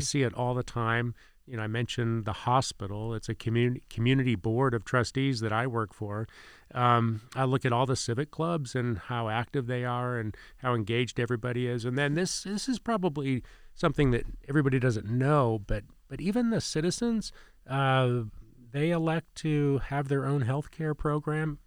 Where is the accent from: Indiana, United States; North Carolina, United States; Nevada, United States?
Indiana, United States; also born or lived in Ohio / Plant City, Florida; now in Winter Haven, United States; I grew up in Indiana